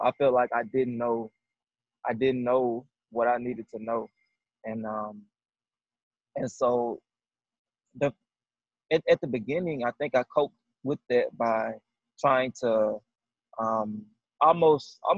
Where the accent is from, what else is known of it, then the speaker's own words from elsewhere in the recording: the South, United States; moved away as an adult; I'm a dude from the South